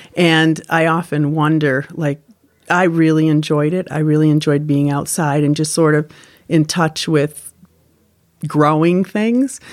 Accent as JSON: {"language": "English", "town": "Windsor", "region": "Connecticut", "country": "United States", "said": "I'm from Windsor, Connecticut"}